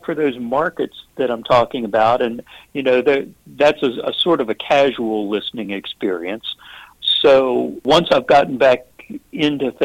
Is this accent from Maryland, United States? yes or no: yes; Frederick, Maryland, United States; now in Hagerstown, United States; Frederick is the next big town over, and was in fact my hometown. It's where I grew up